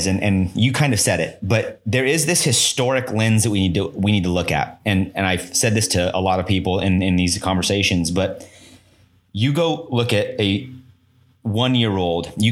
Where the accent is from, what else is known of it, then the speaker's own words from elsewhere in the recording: Kearney, Nebraska, United States; also born or lived in Omaha; When I moved to Omaha from Kearney